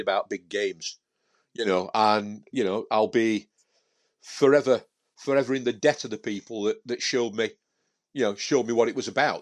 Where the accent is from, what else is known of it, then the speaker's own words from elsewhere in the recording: Sheffield, Yorkshire and the Humber, United Kingdom; I was from Sheffield